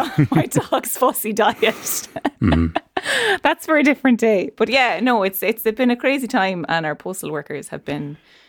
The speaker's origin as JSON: {"language": "English", "country": "Ireland", "said": "Yeah, it's a central part of our history as Irish people."}